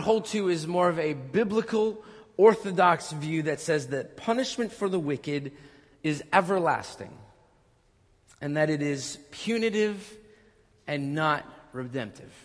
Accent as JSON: {"language": "English", "town": "Orange", "region": "California", "country": "United States", "tie": "born or raised there", "said": "the Orange Circle, my hometown over there"}